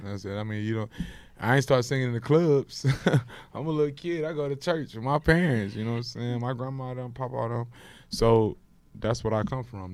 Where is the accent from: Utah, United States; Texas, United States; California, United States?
Texas, United States; Houston; I'm from Houston. Yeah. I perform in Houston. You know, and, you know, I'm from Houston, so I perform in my city